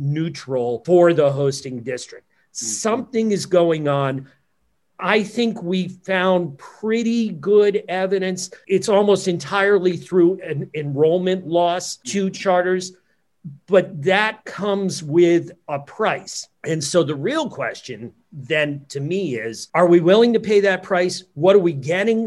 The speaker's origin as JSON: {"language": "English", "region": "New Jersey", "country": "United States", "tie": "born or raised there", "said": "my home state, New Jersey"}